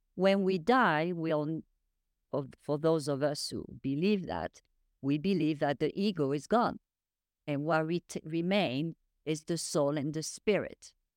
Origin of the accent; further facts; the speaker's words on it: France; moved away; I was raised in France